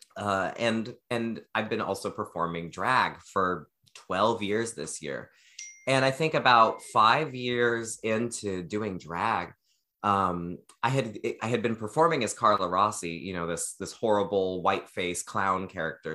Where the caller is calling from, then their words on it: Oregon, United States; I'm calling in from Oregon